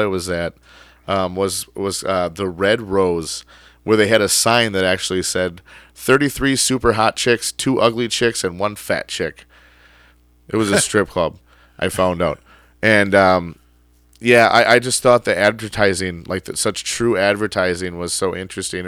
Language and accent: English; Wisconsin, United States; I sounded like I was from Wisconsin because as soon as I said I was from Wisconsin